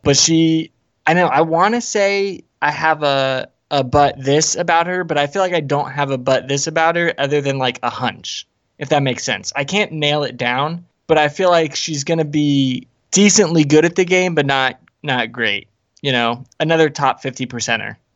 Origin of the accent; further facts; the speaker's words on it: Ocala, Florida, United States; I was born there.